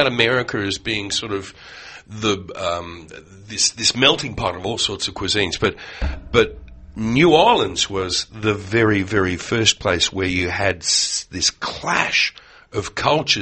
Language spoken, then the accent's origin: English; Australia; being an Aussie